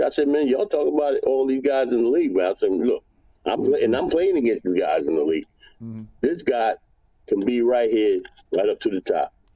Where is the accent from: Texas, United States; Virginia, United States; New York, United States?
New York, United States; New York City; I'm from New York, from Brooklyn